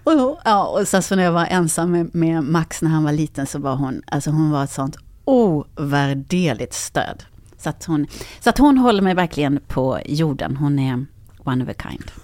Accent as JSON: {"language": "Swedish", "town": "Karlskrona", "region": "Blekinge", "country": "Sweden", "tie": "born or raised there", "moved": "yes", "said": "jag är från eh, Karlskrona"}